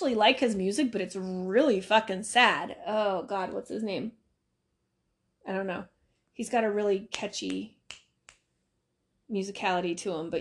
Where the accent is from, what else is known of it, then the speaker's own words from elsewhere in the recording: Cheyenne, Wyoming, United States; growing up in Cheyenne, Wyoming, when Target was this baby little franchise